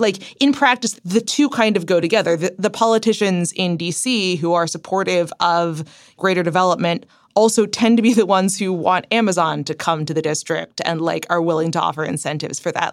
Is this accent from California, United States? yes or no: no; Cincinnati, Ohio, United States; moved away; We're both from Cincinnati